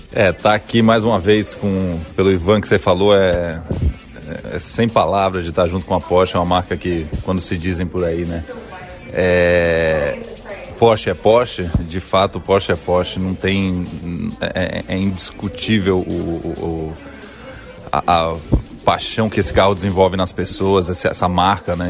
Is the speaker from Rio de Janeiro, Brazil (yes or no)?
no; Maceió, Alagoas, Brazil; Eu sou de Maceió